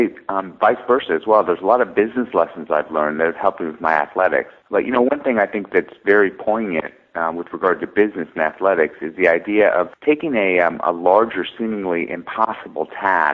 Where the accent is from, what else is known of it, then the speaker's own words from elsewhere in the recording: United States; I'm Greek American